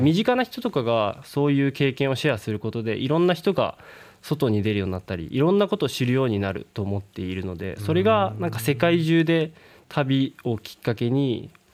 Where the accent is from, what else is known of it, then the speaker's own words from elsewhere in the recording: Miyazaki, Japan; moved away; also born or lived in Fukuoka; 宮崎出身なんですけど、福岡に来た時に